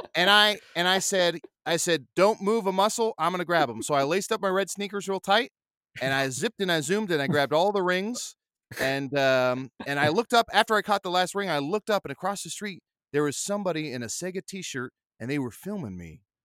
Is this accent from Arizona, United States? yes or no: yes; Arizona, United States; I grew up in Arizona around the cowboy culture